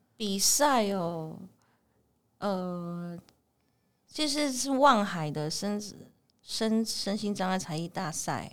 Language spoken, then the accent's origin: Chinese; Taiwan; 我们自己原住民的特色